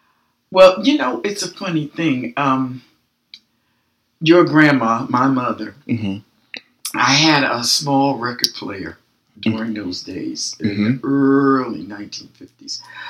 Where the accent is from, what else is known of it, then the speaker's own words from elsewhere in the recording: Newark, New Jersey, United States; I grew up in the city of Newark during the 50s, 60s.